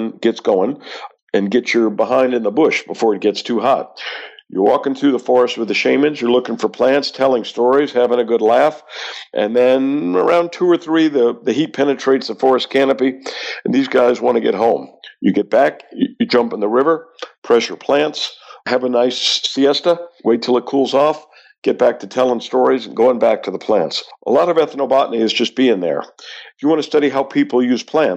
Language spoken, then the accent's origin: English; Louisiana, United States; I grew up in Louisiana